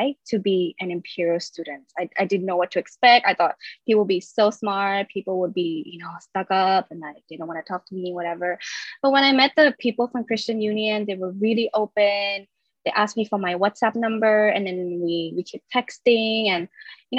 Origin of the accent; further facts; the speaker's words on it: Thailand; moved away as an adult; now in London, United Kingdom; I was born and raised in Thailand